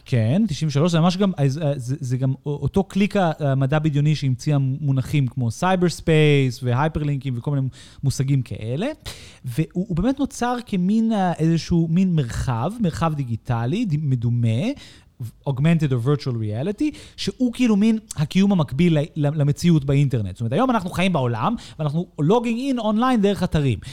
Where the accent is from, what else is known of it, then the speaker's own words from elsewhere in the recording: United States; now in Israel; אני כאמריקאי